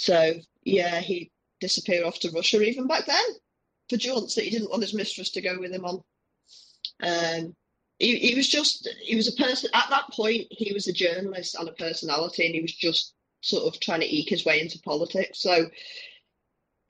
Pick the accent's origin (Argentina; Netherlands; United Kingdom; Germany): United Kingdom; Liverpool, North West England; we had the Toxteth riots when I was growing up in Liverpool.